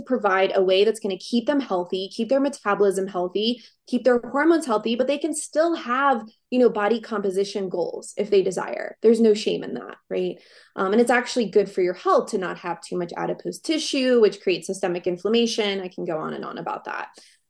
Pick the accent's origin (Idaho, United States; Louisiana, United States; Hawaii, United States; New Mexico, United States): Louisiana, United States; Covington; moved away as an adult; also born or lived in New Orleans, Louisiana / Baton Rouge, Louisiana / Austin, Texas; now in Steamboat Springs, United States; I am from Covington, Louisiana.